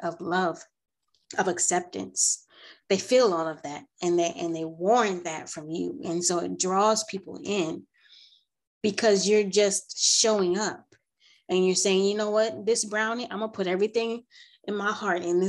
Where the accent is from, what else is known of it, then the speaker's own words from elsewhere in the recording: New Jersey, United States; I'm from New Jersey.